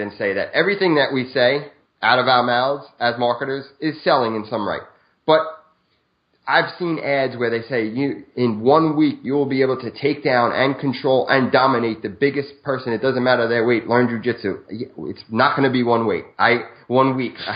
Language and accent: English; New York City, New York, United States; moved away as an adult; now in New Jersey, United States; I'm born and raised in Brooklyn, New York, till about 30 years old